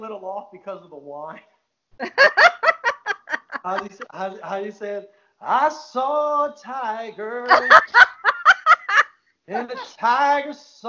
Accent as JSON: {"language": "English", "town": "Marrero", "region": "Louisiana", "country": "United States", "tie": "born or raised there", "lives_now": "Gretna, United States", "said": "I am actually born and raised in Marrero, and I'm an implant to Gretna."}